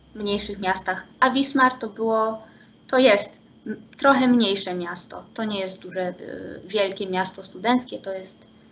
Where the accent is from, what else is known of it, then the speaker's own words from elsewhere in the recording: Poland; moved away as an adult; also born or lived in Szczecin / Germany; my Polacy z Erasmusa